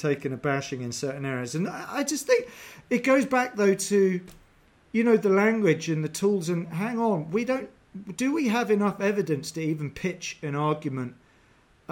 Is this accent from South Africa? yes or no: no; England, United Kingdom; I'm English